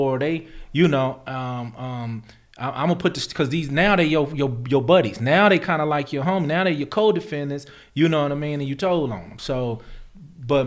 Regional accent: Lynwood, California, United States; I'm from Linwood, Compton

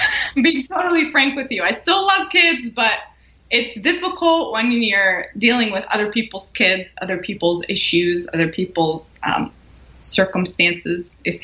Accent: Canada; moved away as an adult; now in Florida, United States; I was born and raised in Canada

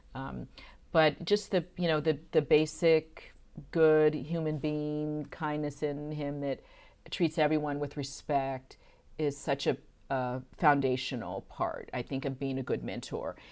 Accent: San Francisco, California, United States; also born or lived in Santa Cruz / Houston; growing up in San Francisco, Uh, we lived very close to Golden Gate Park

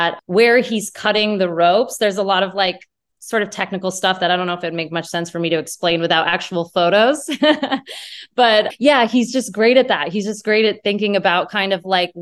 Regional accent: central Maine, United States; I grew up in Maine. I grew up in more central Maine

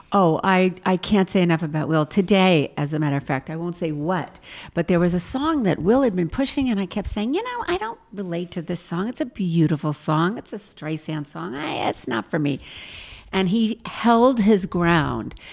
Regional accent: Los Angeles, California, United States; now in New York, United States; I'm from Hollywood

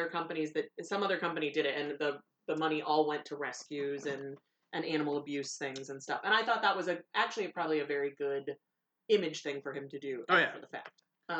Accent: Chicago, Illinois, United States; growing up in Chicagoland

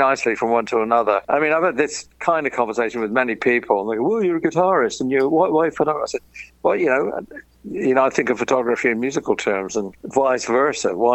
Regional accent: London, United Kingdom; moved away as an adult; also born or lived in California; growing up in London and the hell of London.

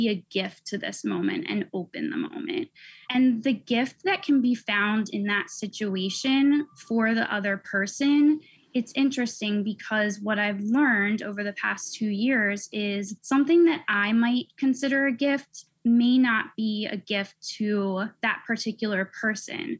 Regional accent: Pennsylvania, United States; also born or lived in Philadelphia / California; I grew up in Pennsylvania in the suburbs

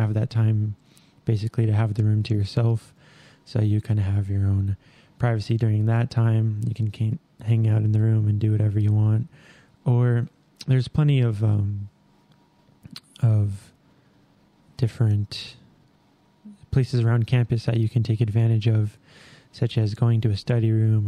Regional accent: Albuquerque, New Mexico, United States; moved away; I'm from Albuquerque, New Mexico, born and raised

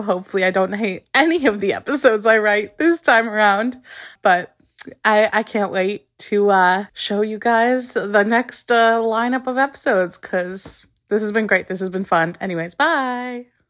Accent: Pittsburgh, Pennsylvania, United States; I'm from Pittsburgh

